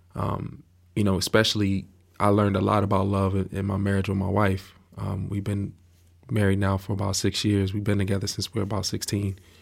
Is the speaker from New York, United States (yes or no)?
no; Miami, Florida, United States; I grew up in Miami, Florida.